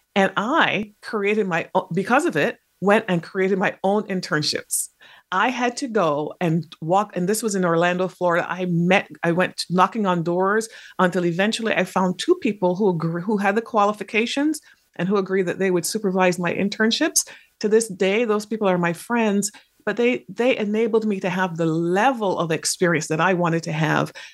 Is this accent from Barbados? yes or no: yes; Barbados; also born or lived in England; now in United States; I spent most of my formative years in the Caribbean, which is where my parents had come from, um, and they had met in England. And, in that place was in Barbados.